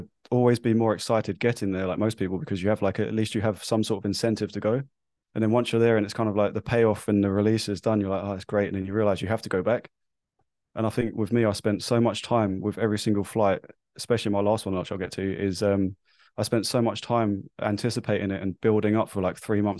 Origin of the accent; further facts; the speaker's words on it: London, United Kingdom; now in New Zealand; I am obviously from London. I now live in New Zealand. So my accent, as you can tell, might be slightly skew-iff.